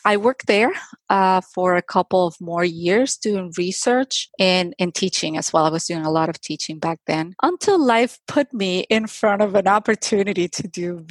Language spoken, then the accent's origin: English; Caracas, Capital District, Venezuela; I was born and raised in Caracas, the capital of Venezuela